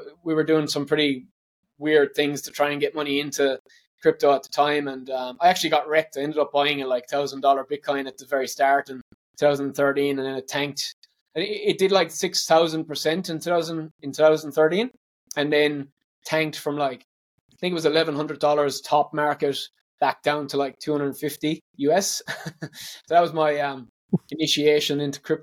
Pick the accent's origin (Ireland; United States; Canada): Ireland; moved away as an adult; now in Australia; But growing up in Ireland, my mum was a detective